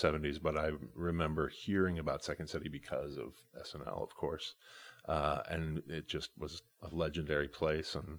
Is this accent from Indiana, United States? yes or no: yes; Indianapolis, Indiana, United States; now in Chicago, United States; I grew up in Indianapolis, Indiana